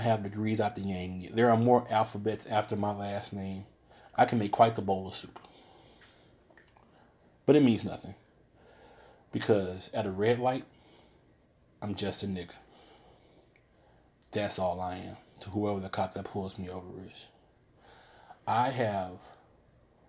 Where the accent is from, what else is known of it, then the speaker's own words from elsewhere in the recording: the South, United States; I was born here in the South